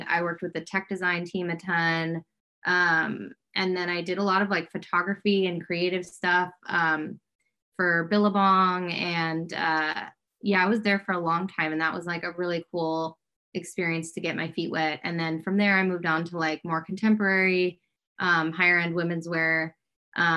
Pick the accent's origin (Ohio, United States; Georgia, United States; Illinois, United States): Illinois, United States; Fox Lake; moved away as an adult; now in Los Angeles, United States; I'm from Fox Lake, Illinois, a little northern suburb of Chicago. I moved out to LA now like 14 years ago